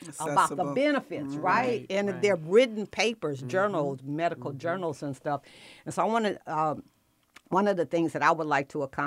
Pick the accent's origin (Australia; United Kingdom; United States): United States; Los Angeles, California; now in Atlanta, United States; I'm born and raised in Watts, California